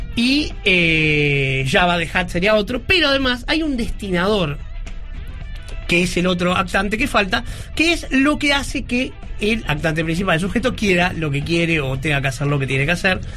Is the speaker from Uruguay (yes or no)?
yes; Uruguay; algo que no es de nuestra realidad como uruguayos